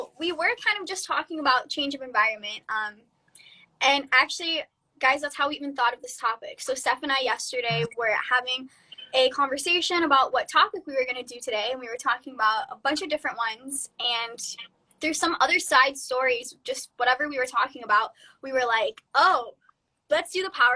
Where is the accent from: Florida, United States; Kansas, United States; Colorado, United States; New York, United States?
Florida, United States; moved away as an adult; now in California, United States; I'm from Florida